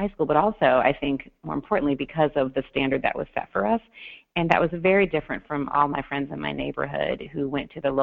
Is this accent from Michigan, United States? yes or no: yes; Detroit, Michigan, United States; I grew up in Detroit, Michigan